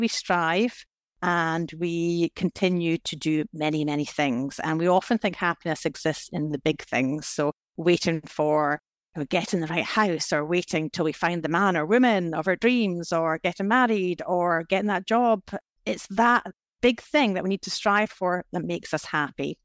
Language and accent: English; Scotland, United Kingdom; I was brought up in Scotland in the nineteen eighties